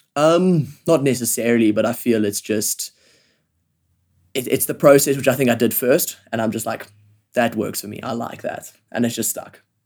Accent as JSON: {"language": "English", "town": "Johannesburg", "region": "Gauteng", "country": "South Africa", "tie": "born or raised there", "said": "I grew up in Johannesburg. I've lived here my whole life."}